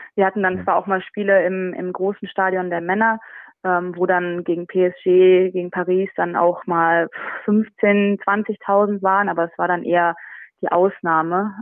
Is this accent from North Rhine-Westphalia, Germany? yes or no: yes; Düsseldorf, North Rhine-Westphalia, Germany; moved away as an adult; also born or lived in France; now in England; meine Heimat ist ja trotzdem Düsseldorf und meine Familie noch da lebt